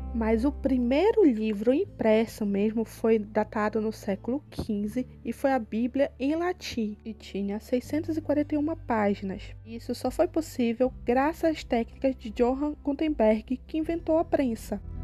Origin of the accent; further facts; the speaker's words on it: Belém, Pará, Brazil; sou de Belém do Pará